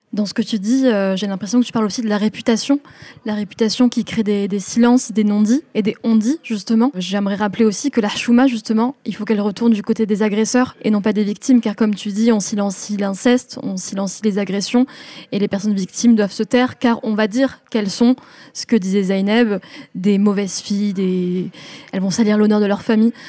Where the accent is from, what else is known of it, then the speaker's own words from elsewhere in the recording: France; j'étais la première de ma famille à être née en France